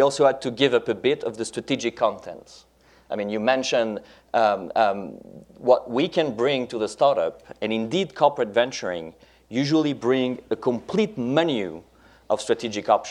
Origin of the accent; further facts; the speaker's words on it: France; first language French; English is a second language; my native language, French